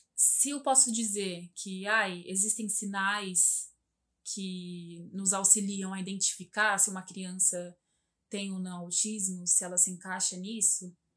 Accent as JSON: {"language": "Portuguese", "town": "Santo André", "region": "São Paulo", "country": "Brazil", "tie": "born or raised there", "said": "Eu morei por muito tempo, muitos anos, assim, desde de criança. Eu nasci aqui em Santo André"}